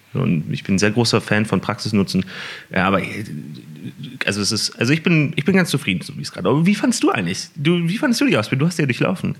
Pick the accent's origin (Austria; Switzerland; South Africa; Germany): Germany; Hamburg; moved away as an adult; also born or lived in Siegen; Dann sind wir nach Hamburg gezogen und Kind und Kegel alle mit und dann hatten wir da in Hamburg äh, haben wir da gewohnt und das habe ich getan, bis ich 19 äh, war